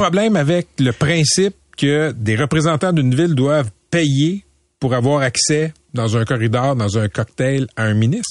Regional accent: Laval, Quebec, Canada; j'ai grandi à Laval. Je suis à Fabreville

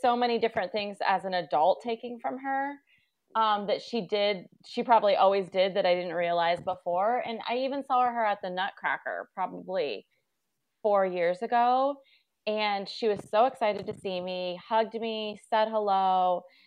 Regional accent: Newark, United States; moved away as an adult; also born or lived in Boston / Los Angeles; we grew up in Newark and it was very small town. I looked it up, fifty thousand people

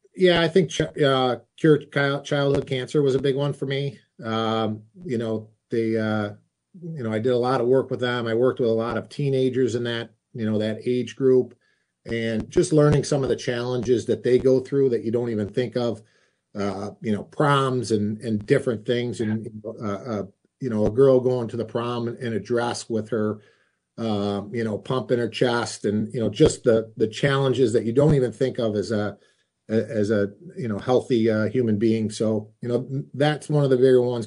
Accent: Rochester, New York, United States; my hometown

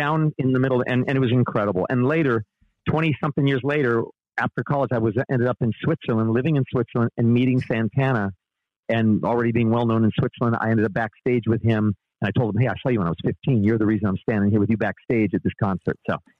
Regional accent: Panama; From 8 to 18, I was raised in Panama.

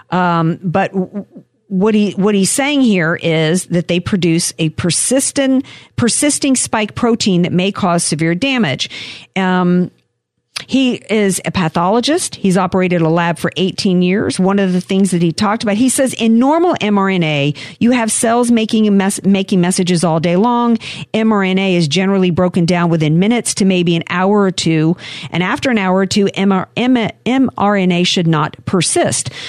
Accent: the South, United States; I like mine pan fried. I'm a Southerner.

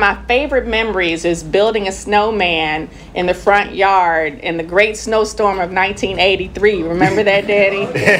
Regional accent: St. Louis, Missouri, United States; growing up in Walnut Park.

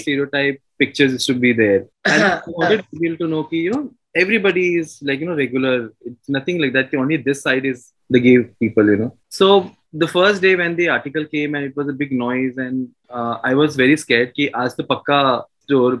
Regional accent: Mumbai, Maharashtra, India; I am born and brought up in Mumbai.

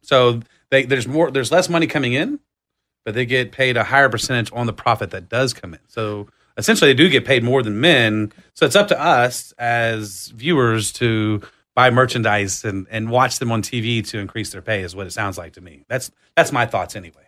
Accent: Austin, Texas, United States; I was born and raised in Austin

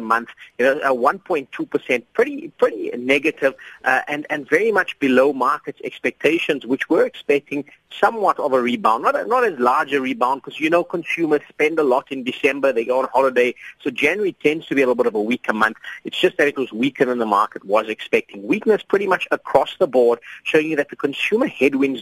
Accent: South Africa; as a South African

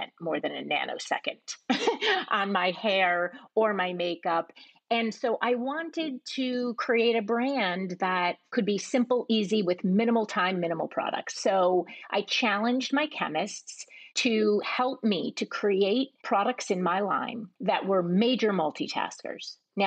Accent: East Coast, United States; also born or lived in Manhattan; I was raised on the East Coast and spent a lot of time in Manhattan as a child

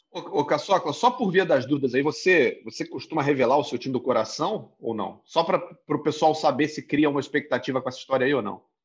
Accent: Rio de Janeiro, Brazil; eu sou do Rio de Janeiro

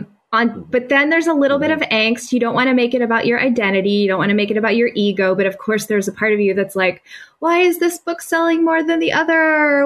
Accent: the South, United States; moved away; I grew up in the South.

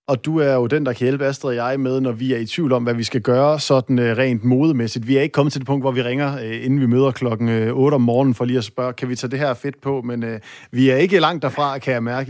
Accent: North Jutland, North Denmark Region, Denmark

